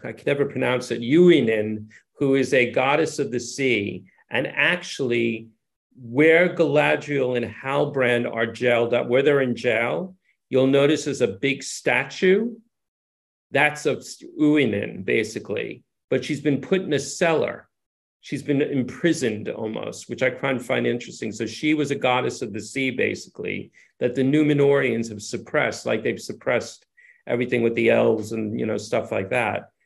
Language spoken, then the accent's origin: English; New York City, New York, United States; moved away as an adult; now in England; I grew up in New York City